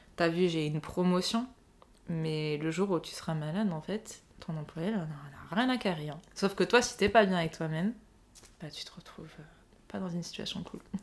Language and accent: French; Nice, Provence-Alpes-Côte d'Azur, France; moved away as an adult; also born or lived in London; now in Paris, France; j'ai grandi à Nice, j'ai fait mon parcours école, collège, lycée à Nice